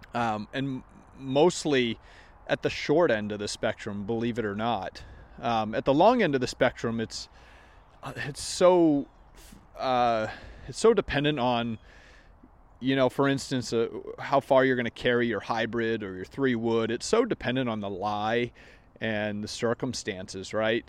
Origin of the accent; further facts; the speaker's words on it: Maine, United States; moved away; I grew up in Maine